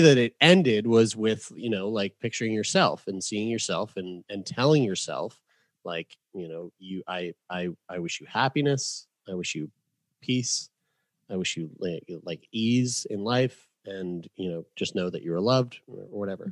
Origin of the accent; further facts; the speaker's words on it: St. John's, Newfoundland and Labrador, Canada; I was born in Saint John's, Newfoundland